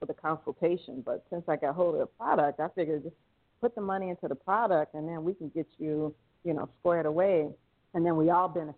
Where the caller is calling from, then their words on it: Thailand; I'm calling in from Thailand, and I just had a break from class